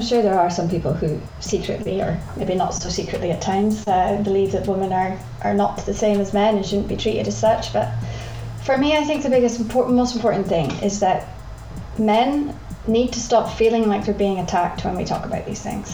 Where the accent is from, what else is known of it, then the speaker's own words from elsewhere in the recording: Scotland, United Kingdom; I'm from Scotland